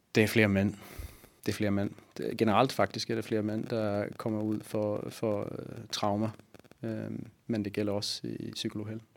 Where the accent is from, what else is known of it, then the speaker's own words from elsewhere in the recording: Sweden; Danish is a second language; now in Copenhagen, Denmark; Jeg er svensker